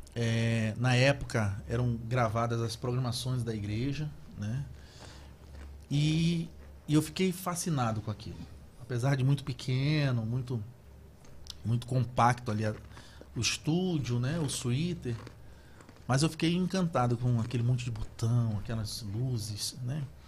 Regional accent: Belém, Pará, Brazil; accent: paraense; moved away as an adult; also born or lived in Macapá / São Paulo / Salvador / Itabuna; Eu sou natural de Belém do Pará

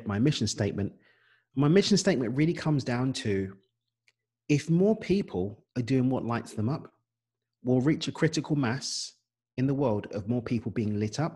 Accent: London, United Kingdom; accent: English; moved away as an adult; now in Cabo San Lucas, Mexico; I've got an English accent. Unless you think it's Australian, it's not. It's British. I'm from East London, born and raised

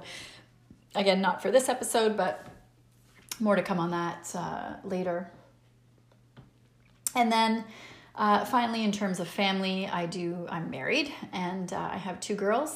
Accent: Pickering, Ontario, Canada; also born or lived in Montreal / Ottawa; I was born and raised in Pickering, Ontario, Canada

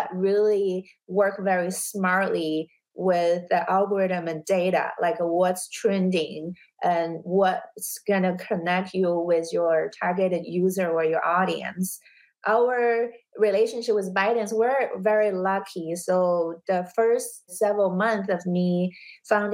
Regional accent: China; also born or lived in New York; now in Los Angeles, United States; I was born and raised in China

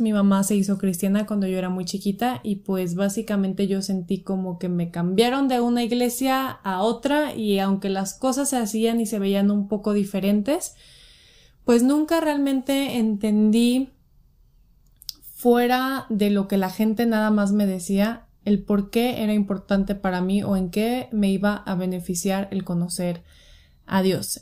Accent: Guadalajara, Jalisco, Mexico; soy de Guadalajara

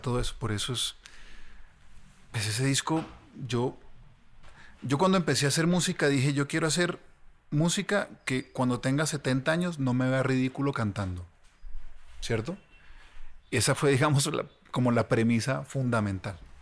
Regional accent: Ibagué, Tolima, Colombia; yo soy de Ibagué

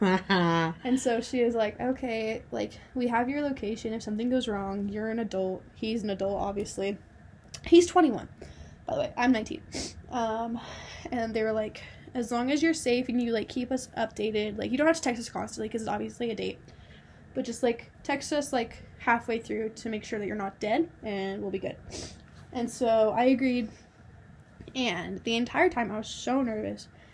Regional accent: New Mexico, United States; moved away; I'm originally from New Mexico

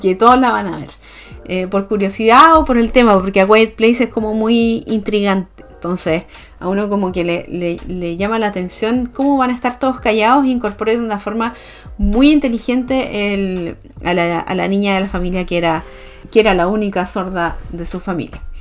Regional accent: Chile; como sociedad chilena

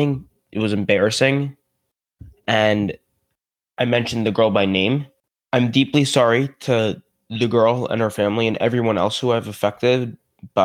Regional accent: New Rochelle, New York, United States; I'm from New Rochelle, just outside the city

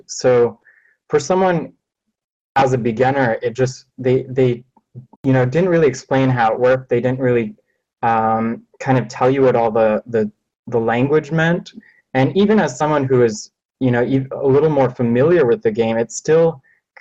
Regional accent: Los Angeles, California, United States; I'm from Los Angeles

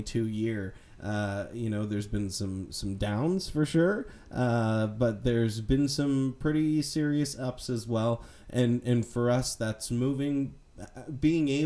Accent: Nova Scotia, Canada; I grew up in Nova Scotia

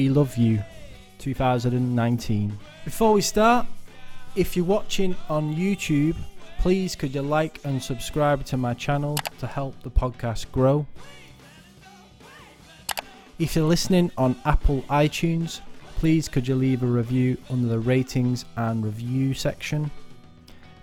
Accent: Wigan, North West England, United Kingdom; I'm from Wigan

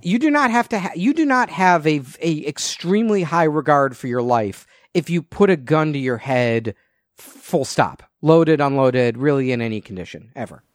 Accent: outside of Chicago, Illinois, United States; growing up outside of Chicago

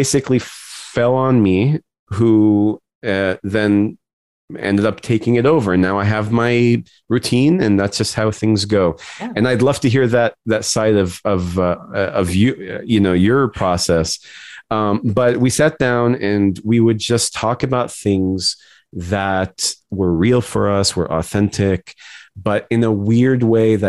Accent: United States; our experiences as Arab American

